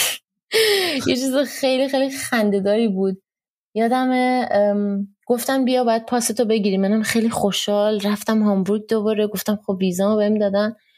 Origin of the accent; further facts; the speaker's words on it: Iran; also born or lived in Germany; now in India; همه تو هند میدونن من ایرانیم و من خیلی برام مهمه که همه بدونن من ایرانیم